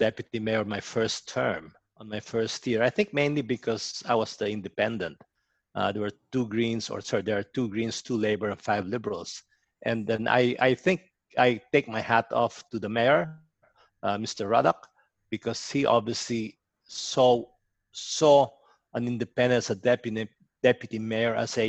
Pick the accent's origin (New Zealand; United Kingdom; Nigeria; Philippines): Philippines; now in Cherrybrook, Australia; I eat a lot of Filipino food because I'm from the Philippines originally.